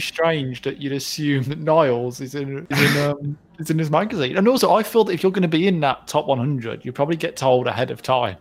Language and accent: English; United Kingdom